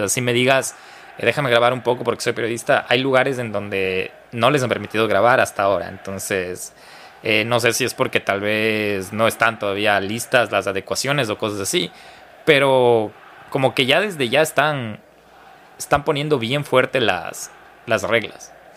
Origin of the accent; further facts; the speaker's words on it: Ecuador; como ecuatorianos